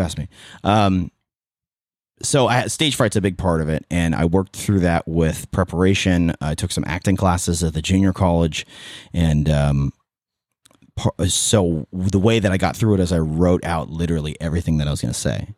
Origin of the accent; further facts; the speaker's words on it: Petaluma, California, United States; born and raised in Petaluma